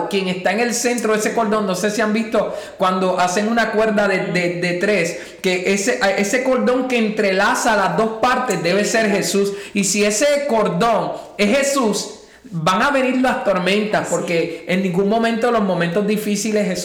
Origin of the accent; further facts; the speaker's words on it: Puerto Rico; moved away as an adult; venimos de Puerto Rico y yo estaba acostumbrado a trabajar normalmente como normalmente se trabaja, desde las 8 hasta las 3 de la tarde y llegar aquí y al no tener el idioma